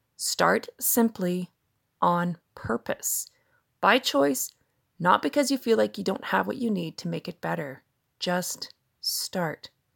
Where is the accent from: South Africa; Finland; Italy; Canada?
Canada; I'm a Canadian mom of two grown children